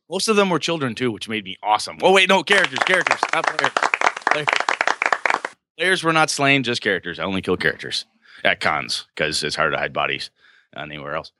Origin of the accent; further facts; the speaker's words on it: Wausau, Wisconsin, United States; D C Everest up in my hometown of Wausau, Wisconsin